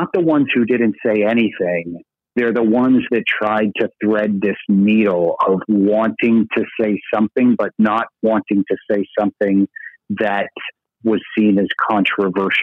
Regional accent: Burlington, Vermont, United States; in my hometown of Burlington, Vermont

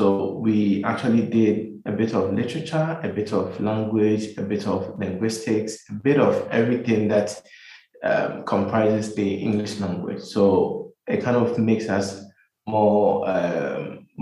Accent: Kumasi, Ashanti, Ghana; moved away as an adult; also born or lived in United States; now in Accra, Ghana; I grew up in Kumasi. For all my life, my education, everything was done in Kumasi, in the Ashanti region of Ghana

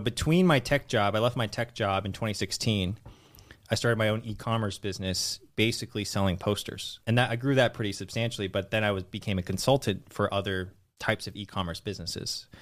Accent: Redwood City, California, United States; also born or lived in San Francisco / Los Angeles; I was born in the Bay Area, Redwood City

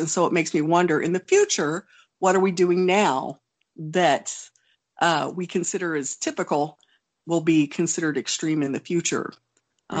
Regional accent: Oklahoma, United States; also born or lived in Wonju, South Korea; growing up in Oklahoma

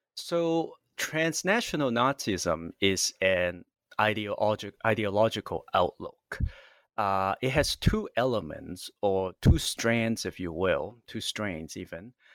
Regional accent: California, United States; moved away; I'm from California

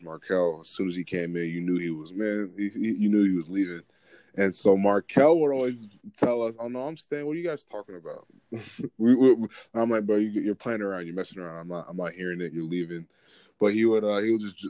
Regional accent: Atlanta, Georgia, United States; now in Washington, United States; I'm coming from Atlanta

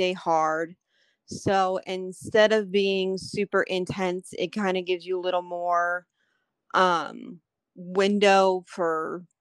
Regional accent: New York, United States; moved away as an adult; now in North Carolina, United States; I'm from New York. So we got married in New York and then we moved down here to North Carolina where we're at now

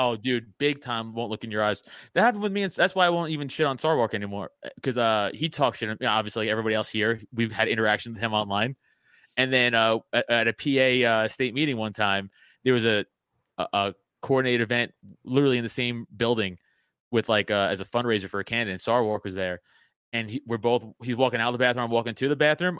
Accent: New York City, New York, United States; I'm from Staten Island. We grew up a different way

